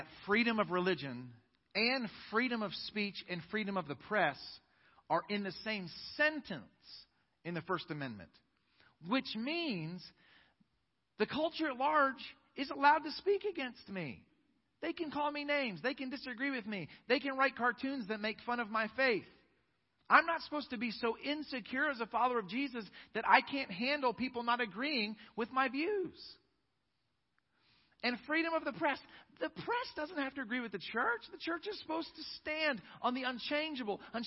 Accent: United States; I am an American

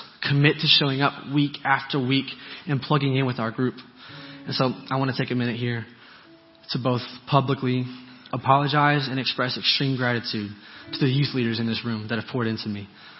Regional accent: Georgia, United States; born there; For starters, Ethan's from Kansas, and I was born in Georgia.

